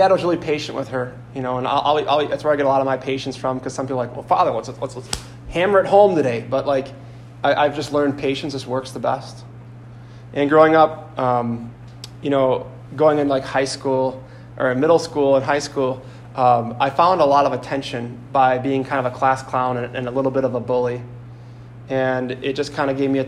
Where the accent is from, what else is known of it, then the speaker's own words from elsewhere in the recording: Sheboygan, Wisconsin, United States; I come from Sheboygan, which is about an hour east of here, roughly